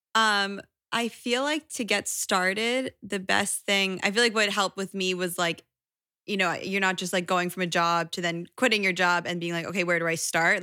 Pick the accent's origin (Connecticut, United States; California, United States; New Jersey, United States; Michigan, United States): Connecticut, United States; now in New York, United States; I grew up in Connecticut